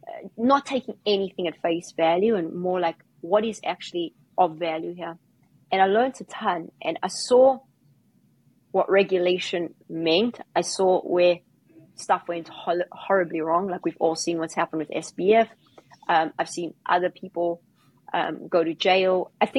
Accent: South Africa; I was involved in crypto for a long time because I came from South Africa.

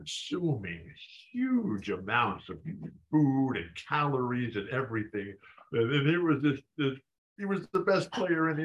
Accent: San Diego, California, United States; I live in my hometown. I'm married to the woman of my dreams, not long enough. I live in the house of my dreams, San Diego

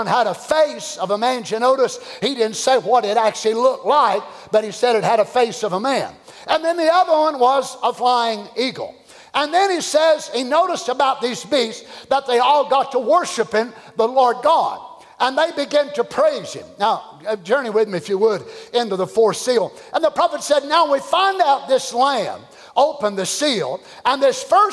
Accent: Kentucky, United States; I'm from Kentucky like he was

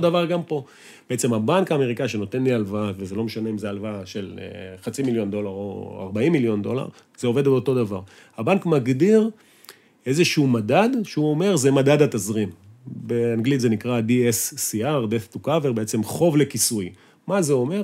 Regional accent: Israel; אנחנו ישראלים, חושבים בישראלית, מדברים ישראלית

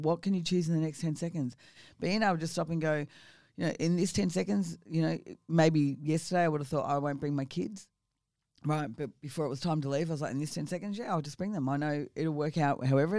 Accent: Victoria, Australia; also born or lived in Geelong; I was born in Geelong in Victoria. I spent a lot of my time around the Latrobe Valley, so I was what we call a Maui girl.

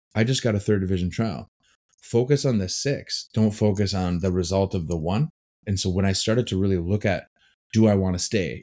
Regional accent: Green Bay, Wisconsin, United States; moved away as an adult; also born or lived in Chicago / England; I grew up in Green Bay, Wisconsin.

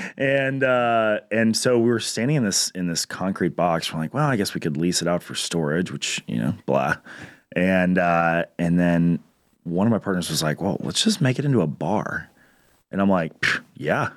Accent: Minnesota, United States; moved away as an adult; also born or lived in Chicago; now in Concord, United States; I'm from Minnesota. I moved down here three years ago

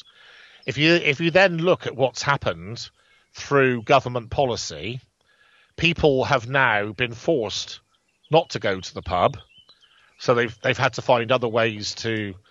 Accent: Bridgwater, South West England, United Kingdom; let's say there's 50 pubs in Bridgewater, for instance, you know, my hometown

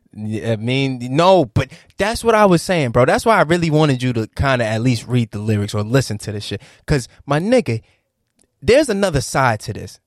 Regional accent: Virginia, United States; I'm from Virginia.

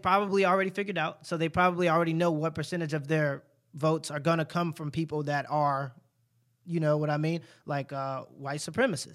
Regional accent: United States; I experienced more prejudice being American than I did African-American so far

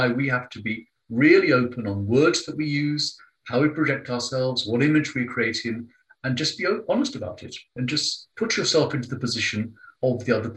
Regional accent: London, United Kingdom; I have an Indian father, Italian mother, growing up in London.

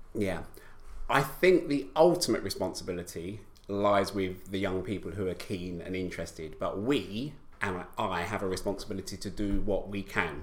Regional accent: London, United Kingdom; I, I grew up in East London

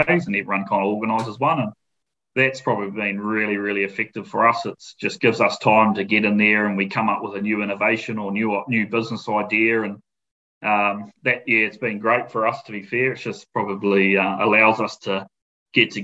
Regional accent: Matamata, Waikato, New Zealand; moved away as an adult; now in South Island, New Zealand; I grew up in a town called Manamata, which is it's a rural town, but it's known for its horse racing

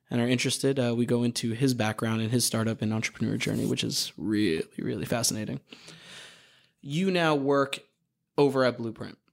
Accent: New York, United States; I'm a New Yorker

